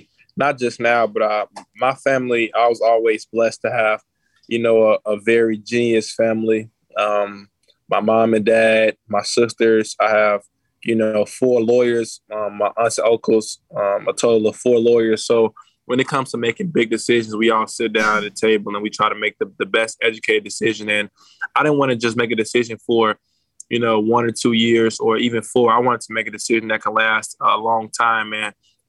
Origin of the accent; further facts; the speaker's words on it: Chicago, Illinois, United States; being from Chicago.